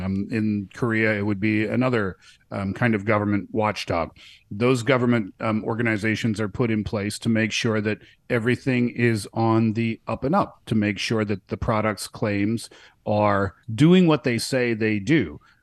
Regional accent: Canada; now in China; I'm from Canada

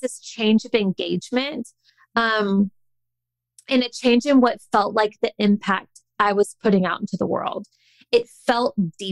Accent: the South, United States; I grew up in the South

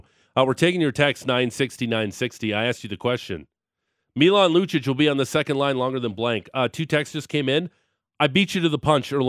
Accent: Niagara Falls, Ontario, Canada; And I'm a nobody schlub from Toronto, but not from Toronto. I'm from Niagara Falls.

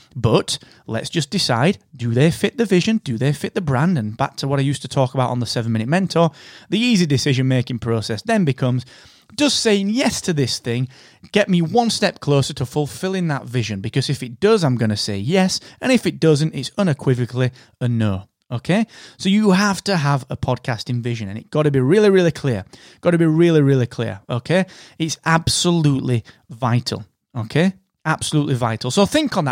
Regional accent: United Kingdom

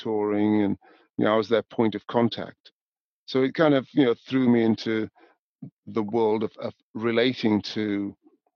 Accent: Newcastle upon Tyne, North East England, United Kingdom; moved away as an adult; also born or lived in Scotland / London; I was born in Newcastle, you know, raised in the north of England, gone to university in Scotland and moved to London

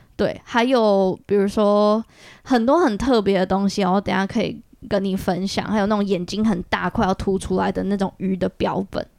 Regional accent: Taiwan; 我小时候在台湾长大的时候

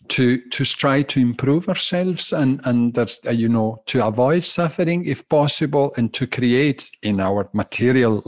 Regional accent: Glasgow, Scotland, United Kingdom; accent: Italian undertones and Scottish undertones; I'm a Glaswegian Italian

